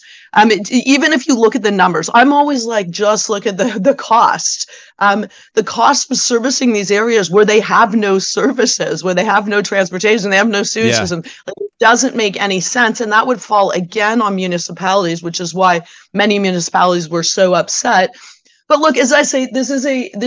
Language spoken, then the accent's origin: English; Hamilton, Ontario, Canada; I'm originally from Hamilton, the Hammer